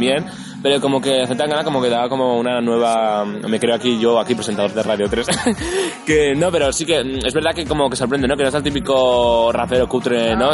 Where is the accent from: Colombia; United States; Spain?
Spain; Barcelona, Catalonia; yo soy de Barcelona